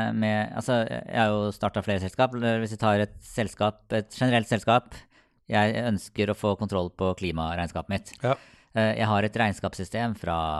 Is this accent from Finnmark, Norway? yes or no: no; Sarpsborg, Østfold, Norway; jeg er fra Sarpsborg